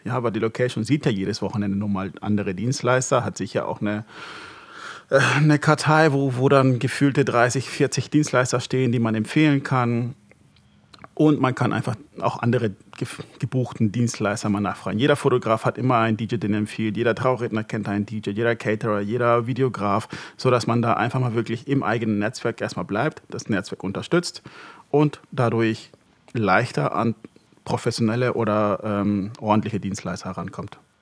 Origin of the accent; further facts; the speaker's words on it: Hamburg, Germany; moved away as an adult; also born or lived in Marburg; ich bin in Hamburg groß geworden